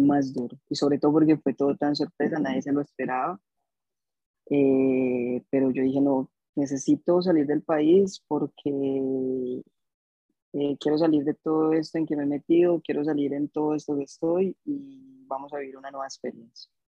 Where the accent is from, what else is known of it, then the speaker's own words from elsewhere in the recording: Bogotá, Colombia; moved away as an adult; now in Gold Coast, Australia; nací en Bogotá el 93, tengo 28 años, llevo dos años aquí en Australia